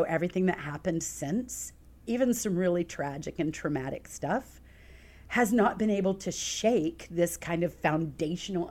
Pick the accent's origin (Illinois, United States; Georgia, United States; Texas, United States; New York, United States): Texas, United States; moved away as an adult; also born or lived in Lake Charles, Louisiana; now in Rochester, United States; when I was 2, my family moved to Texas. I spent 21 years in Texas